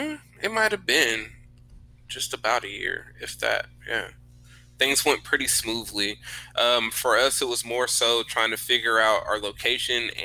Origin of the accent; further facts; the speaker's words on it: Sacramento, California, United States; now in Texas, United States; I'm originally from Sacramento, California.